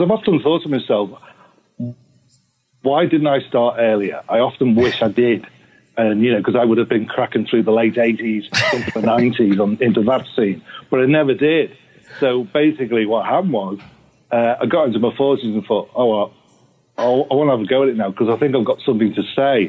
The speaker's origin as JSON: {"language": "English", "town": "Liverpool", "region": "North West England", "country": "United Kingdom", "tie": "born or raised there", "said": "I'm like Liverpool area, right? So I'm not like in the city centre. I'm in the surrounding areas"}